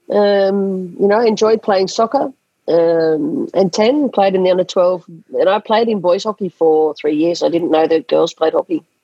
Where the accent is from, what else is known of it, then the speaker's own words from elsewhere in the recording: Australia; school sports is an integral part of um, growing up in Australia, and that is not not the, not the case in a lot of countries.